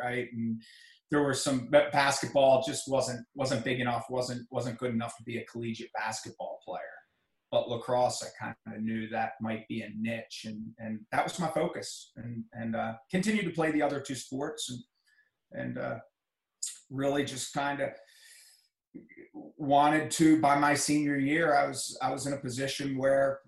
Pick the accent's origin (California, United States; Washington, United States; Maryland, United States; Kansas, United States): Maryland, United States; Reisterstown; I grew up in Reisterstown, Maryland